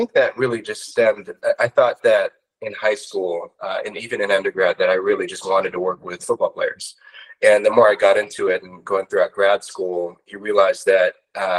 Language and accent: English; Corona, California, United States; also born or lived in Orange County, California; I grew up in Corona at Centennial